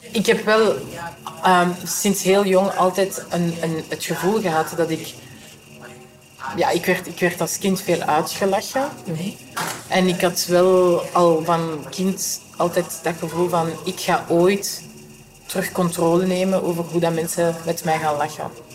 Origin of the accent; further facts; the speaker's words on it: Vilvoorde, Flanders, Belgium; ik ben van Vilvoorde